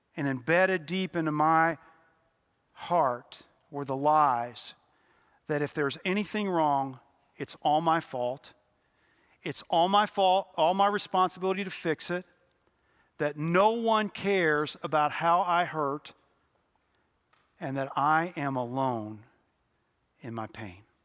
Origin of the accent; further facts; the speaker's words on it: Louisville, Kentucky, United States; moved away as an adult; also born or lived in Cincinnati, Ohio / Nashville, Tennessee / East Tennessee; very quickly after I was born, nine months, we moved to Louisville, Kentucky, where I grew up.